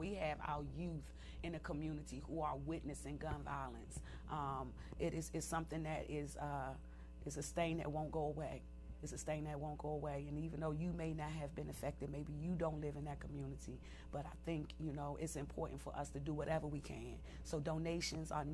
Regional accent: Washington, District of Columbia, United States; I grew up in Southeast D.C.

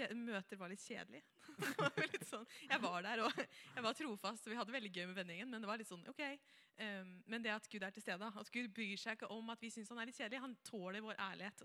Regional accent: Helgeroa, Vestfold, Norway; kommer jeg fra Helgerå. Jeg er ikke så langt fra Tønsberg, egentlig

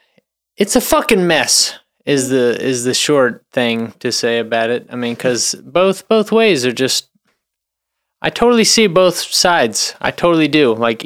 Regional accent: United States; I'm American as fuck.

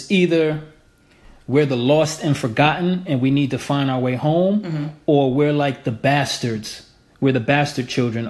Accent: United States; I'm American.

